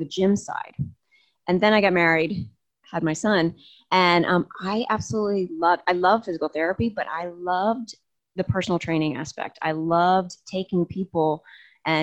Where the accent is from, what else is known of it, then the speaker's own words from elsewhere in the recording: New Jersey, United States; moved away as an adult; I grew up in a small, small town in South Jersey